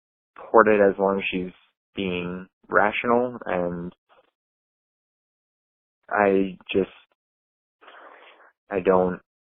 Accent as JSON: {"language": "English", "region": "Iowa", "country": "United States", "said": "I'm from Iowa"}